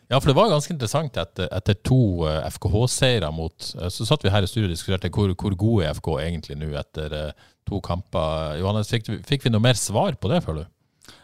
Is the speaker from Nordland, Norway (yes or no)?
yes; Bodø, Nordland, Norway; jeg er fra Bodø